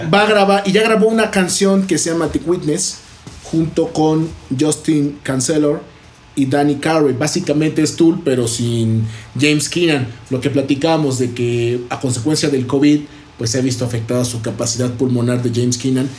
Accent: Mexico; para nosotros como cultura mexicana

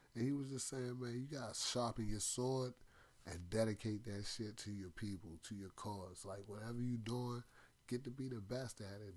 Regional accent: Washington, District of Columbia, United States; I was born in Washington Hospital Center in 1981.

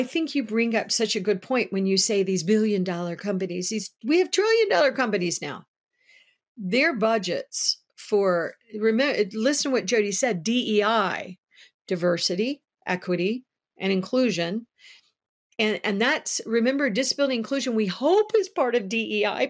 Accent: United States; I am an American. I am proud to live in the United States

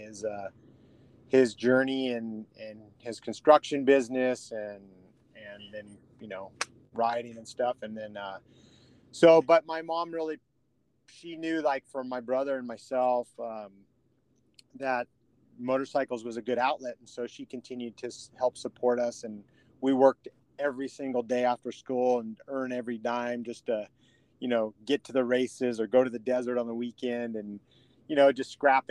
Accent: San Clemente, California, United States; I grew up in San Clemente, California

